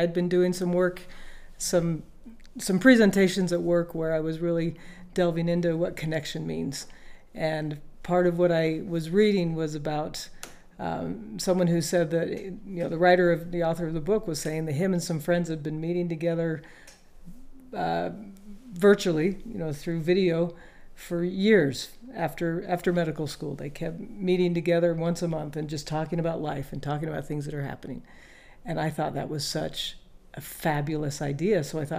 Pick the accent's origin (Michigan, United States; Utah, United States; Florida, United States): Utah, United States; Bountiful; now in Peoria, United States; I grew up in Bountiful and a lot of my life, and now I currently live in Peoria, Arizona